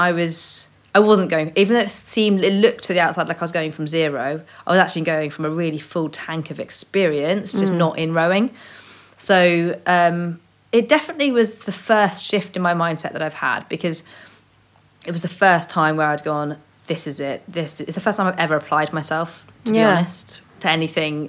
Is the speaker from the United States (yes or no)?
no; Cornwall, South West England, United Kingdom; I grew up in Cornwall